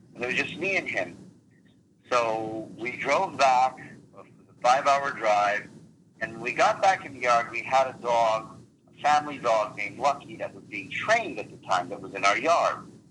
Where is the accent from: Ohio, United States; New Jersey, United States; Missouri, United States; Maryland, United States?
New Jersey, United States; English is a second language; moved away as an adult; also born or lived in Lake George, New York / Eastern Europe; now in Connecticut, United States; we lived primarily in New Jersey